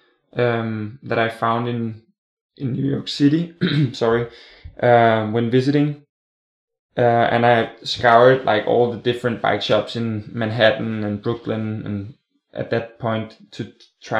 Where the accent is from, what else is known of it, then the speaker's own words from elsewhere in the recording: Copenhagen, Capital Region of Denmark, Denmark; I'm from Copenhagen, Denmark, in Scandinavia